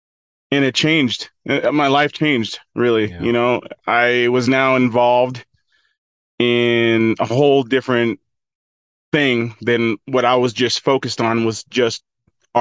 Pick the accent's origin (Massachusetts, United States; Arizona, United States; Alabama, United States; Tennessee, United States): Arizona, United States; Ash Fork; going back to my hometown in Ash Fork